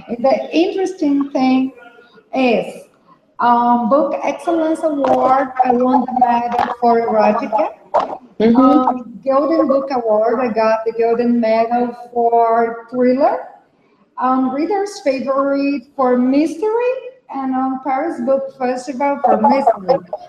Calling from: South Region, Brazil; Hello for you both. I'm talking from Brazil. I'm in the south of Brazil right now, and I'm a lawyer, and I'm an author also.

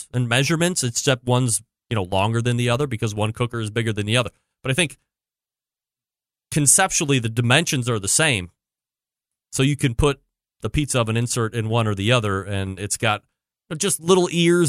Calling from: Jonesboro, Arkansas, United States; and I'm from Jonesboro, Arkansas.

